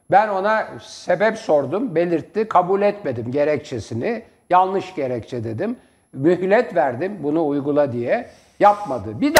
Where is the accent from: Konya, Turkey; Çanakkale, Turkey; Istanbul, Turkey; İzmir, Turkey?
Istanbul, Turkey; Ben tramvayla İstanbul'da büyüdüm. Yani bazen para yokken kapıya asılınır.